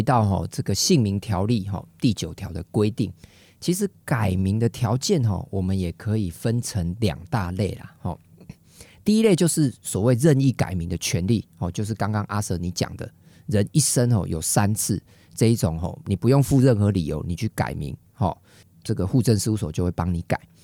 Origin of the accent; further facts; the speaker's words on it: Taiwan; 我们台湾人是用筷子吃饭